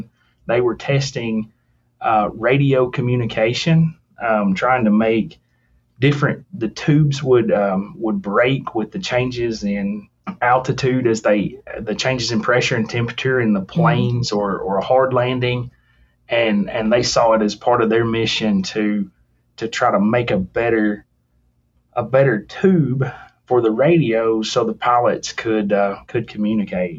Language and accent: English; rural Tennessee, United States; finding a career in engineering in rural Tennessee, in my hometown